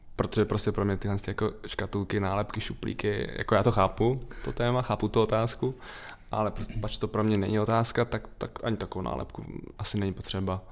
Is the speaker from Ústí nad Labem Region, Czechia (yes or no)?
yes; Litoměřice, Ústí nad Labem Region, Czechia; also born or lived in Most; já pocházím z malého města, z Litoměře, ten most to je spíš jako místo narození